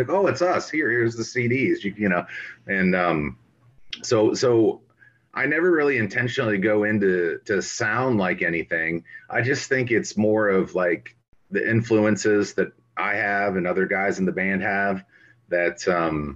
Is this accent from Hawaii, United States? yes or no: no; Lodi, Ohio, United States; now in Thornville, United States; Growing up in Lodi, Ohio, we didn't have a whole lot going on